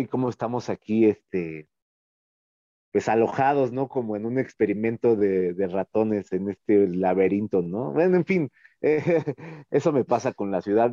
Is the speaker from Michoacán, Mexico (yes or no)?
no; Mexico City, Mexico; como chilangos